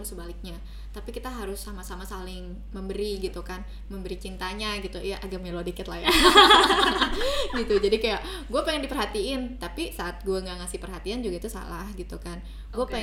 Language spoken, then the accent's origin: Indonesian; Indonesia; aku orang Sunda jadi sering bilang teh